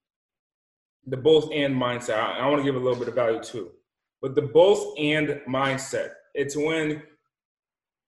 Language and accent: English; Rhode Island, United States; also born or lived in Boston; I come from the East Coast, the smallest state in the country, Rhode Island. And I was raised in the smallest city in the smallest country.